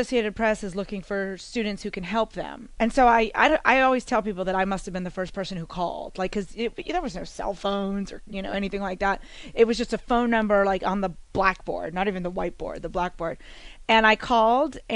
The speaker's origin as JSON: {"language": "English", "region": "New Jersey", "country": "United States", "also_born_or_lived": "West Virginia", "moved": "as an adult", "said": "I'm from New Jersey"}